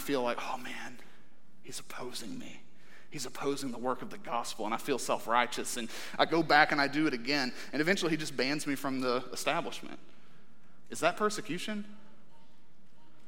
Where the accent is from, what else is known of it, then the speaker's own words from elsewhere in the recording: United States; as American Christians